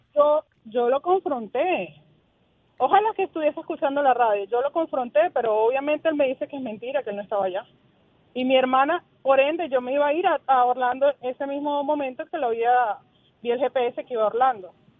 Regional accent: Venezuela; moved away as an adult; now in Tampa, United States; Nosotros somos de Venezuela

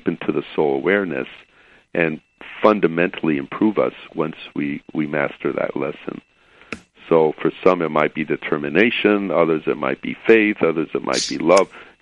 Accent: Chicago, Illinois, United States; now in California, United States; I grew up in Chicago

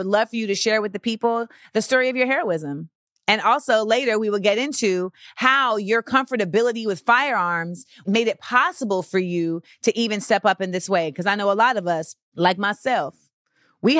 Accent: Florida, United States; I'm from Florida

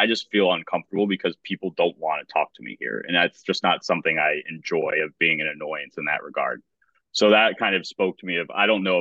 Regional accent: Atlanta, Georgia, United States; born and raised in Atlanta

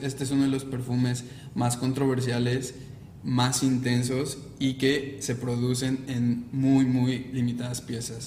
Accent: Mexico; yo como mexicano

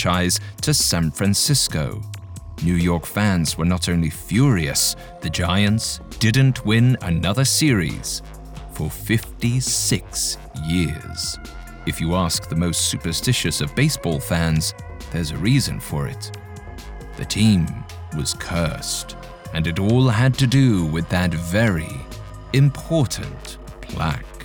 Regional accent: England, United Kingdom; accent: English; my English accent

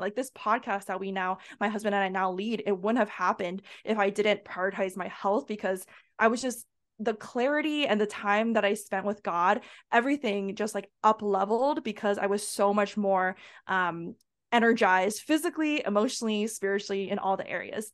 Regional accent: United States; I'm Asian American, so my parents, they actually immigrated from Asia

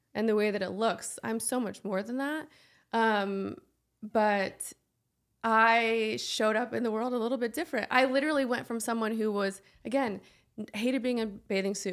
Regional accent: Nebraska, United States; moved away; also born or lived in Nashville; I come from Nebraska

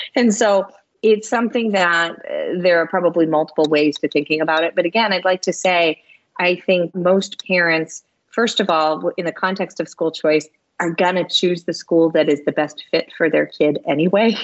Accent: Michigan, United States; moved away; I was with family in my home state of Michigan

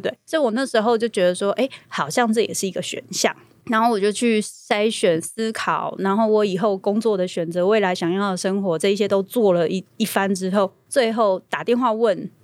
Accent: Taiwan; 我们台湾人这种朴实，然后要靠自己的性格

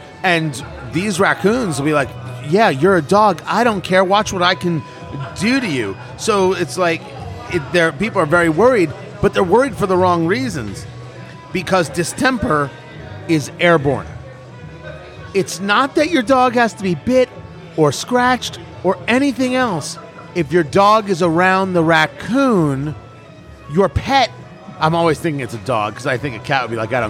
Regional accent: New Jersey, United States; I grew up in New Jersey

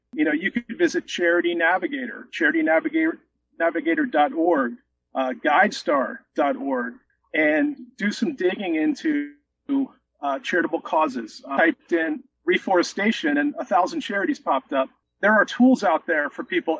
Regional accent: Philadelphia, Pennsylvania, United States; I live in the suburbs of Philadelphia. I'm born and raised here

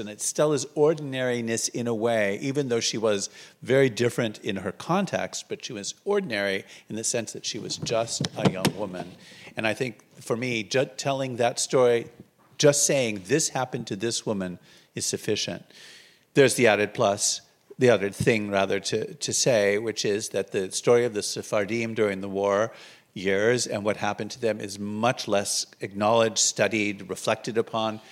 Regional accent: California, United States; born or raised there

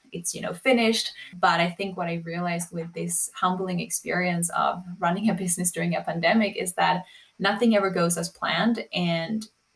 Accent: Sweden; moved away; also born or lived in New York; I grew up in Sweden.

